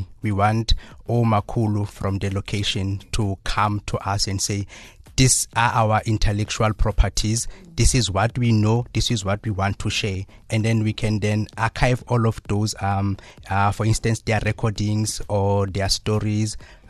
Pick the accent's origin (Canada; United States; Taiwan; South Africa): South Africa; Free State; accent: Sesotho; English is a second language; So, for instance, I have my own unique accent because I'm from the Free State. Mm. So my English will have some Sesotho accent in it.